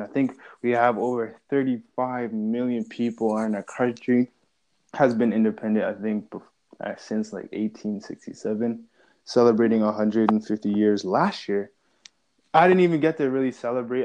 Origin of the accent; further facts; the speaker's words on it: Canada; we are both Canadian.